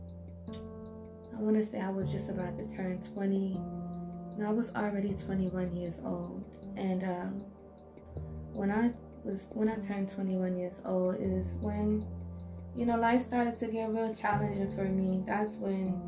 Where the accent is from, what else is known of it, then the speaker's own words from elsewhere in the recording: South Carolina, United States; moved away as an adult; I was born and raised in South Carolina.